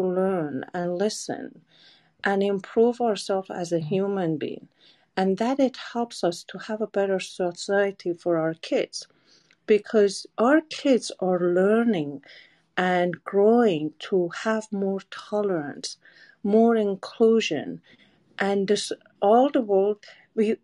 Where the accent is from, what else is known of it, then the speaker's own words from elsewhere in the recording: Iran; moved away as an adult; now in United States; I'm coming from Iran, and it's a country that mostly Aryan